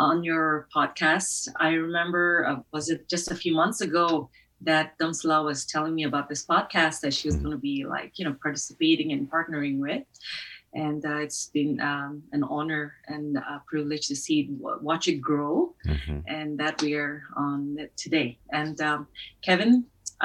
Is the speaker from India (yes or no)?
yes; Nagaland, India; moved away; the northeastern part of India, and especially the state where we come from, Nagaland